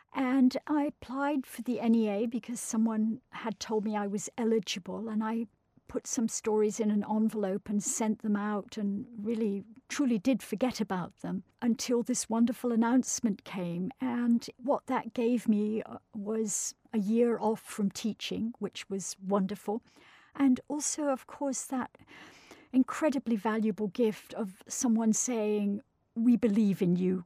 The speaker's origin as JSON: {"language": "English", "area": "Scottish countryside", "region": "Scotland", "country": "United Kingdom", "tie": "born or raised there", "said": "as a child growing up in the Scottish countryside"}